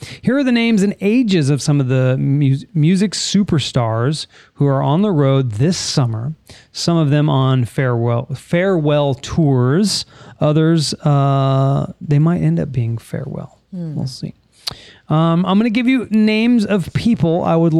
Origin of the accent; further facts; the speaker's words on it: California, United States; I roll my R because I'm from California.